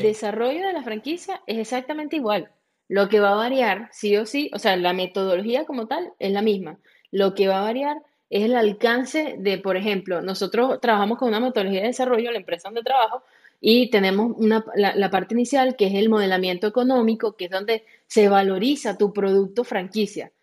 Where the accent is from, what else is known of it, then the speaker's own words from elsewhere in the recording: Venezuela; yo soy de Venezuela, igual que Andri